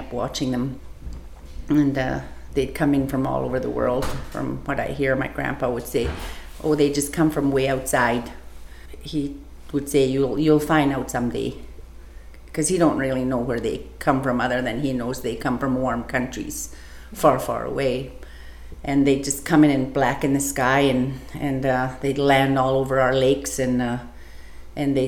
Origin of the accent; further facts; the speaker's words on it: Old Crow, Yukon, Canada; I'm from Northern Canada in a community called Old Crow, Yukon